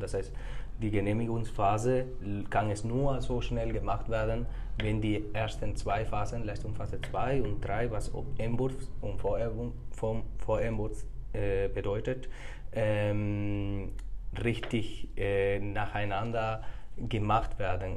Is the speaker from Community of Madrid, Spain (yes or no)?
no; Córdoba, Andalusia, Spain; German is a second language; moved away as an adult; now in Munich, Germany; Ich komme aus Spanien her, genauso zu sagen aus Südspanien, aus Andalusien hm. und aus einer wunderbaren Stadt, die Córdoba heißt